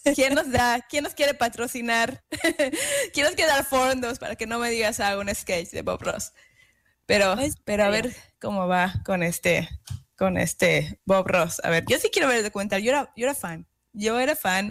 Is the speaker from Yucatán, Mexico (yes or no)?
yes; Yucatán, Mexico; moved away; also born or lived in Kingston, New York; en Yucatán, donde yo soy, mi tierra natal